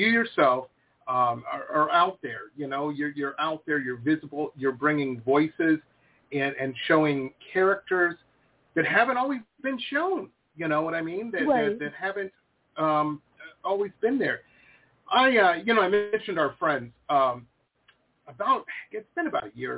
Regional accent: Detroit, Michigan, United States; moved away as an adult; now in Florida, United States; I'm from Detroit. That's where I grew up.

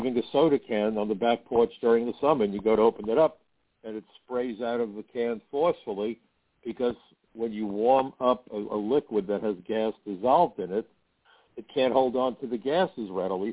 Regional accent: New York City, New York, United States; When I was a kid growing up in Brooklyn, my mother gave me an allowance

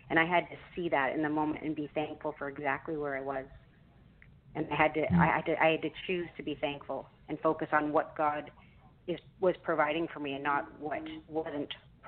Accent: Canada; which as a Canadian, I'm not used

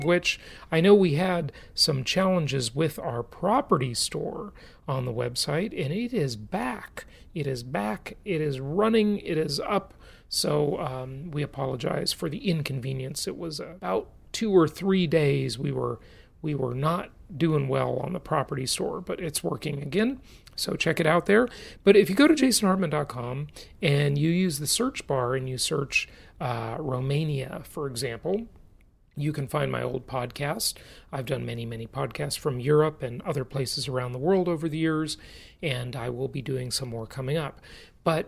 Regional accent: Los Angeles, California, United States; moved away as an adult; also born or lived in Orange County / Irvine, California; I grew up in Los Angeles.

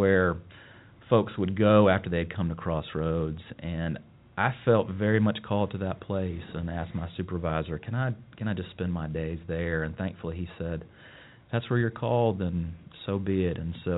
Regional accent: Charlotte, North Carolina, United States; now in Asheville, United States; I'm from Charlotte. Grew up at the intersection of South Boulevard and Tivola. That's where I call home, and was there from birth until 18, middle-class family, two hard-working parents. I was baptized at Myers Park, and then my folks switched over to Sharon United Methodist

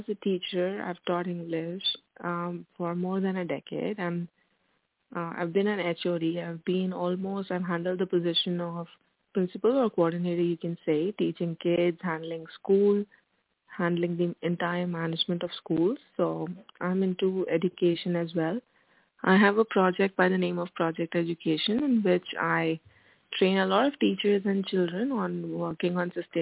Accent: New Delhi, Delhi, India; also born or lived in Mumbai; I was born in Mumbai in 1985, and I've lived there for quite some time, but then moved to Delhi. I've completed my education from Delhi itself

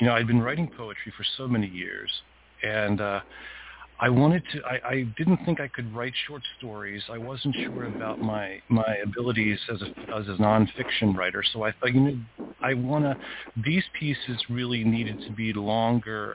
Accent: Lititz, Pennsylvania, United States; also born or lived in Philadelphia, Pennsylvania; my parents moved us up to Pennsylvania, Lititz, Pennsylvania, a very small town, which is where this book is based, when I was 3 years old.

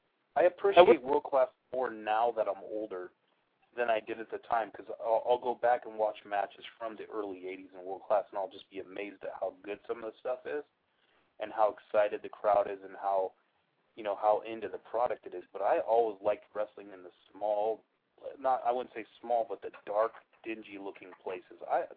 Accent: Portland, Oregon, United States; When I was a kid, I grew up on Portland wrestling on Don Owen.

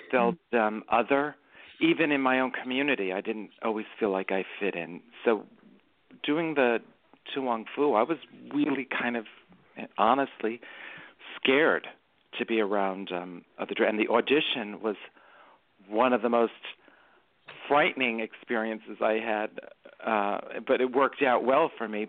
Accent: New York City, New York, United States; accent: Bronx; I grew up in the Bronx and I grew up in a very small neighborhood called City Island

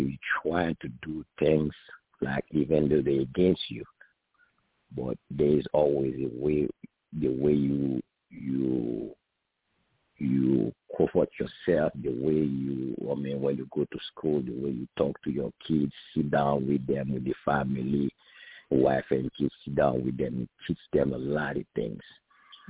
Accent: Haiti; moved away; I'm from Haiti

